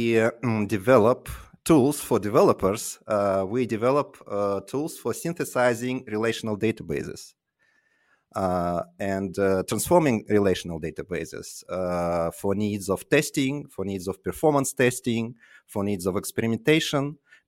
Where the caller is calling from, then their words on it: Tallinn, Harju County, Estonia; Tallinn currently, but I hope to move to London soon.